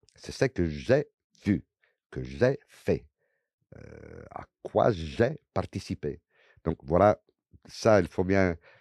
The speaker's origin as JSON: {"language": "French", "town": "Venice", "region": "Veneto", "country": "Italy", "tie": "born or raised there", "also_born_or_lived": "Padua", "second_language": "French", "moved": "as an adult", "lives_now": "France", "said": "de Venise, j'ai grandi à Venise"}